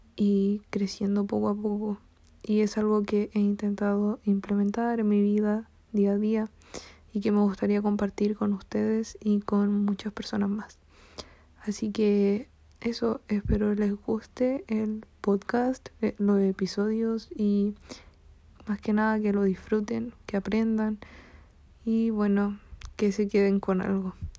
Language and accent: Spanish; Chile; soy de Chile